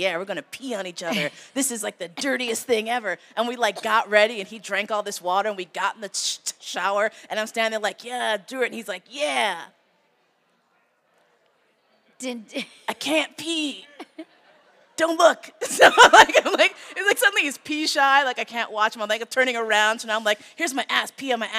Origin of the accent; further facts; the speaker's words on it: New York, United States; moved away; also born or lived in San Francisco; I grew up in New York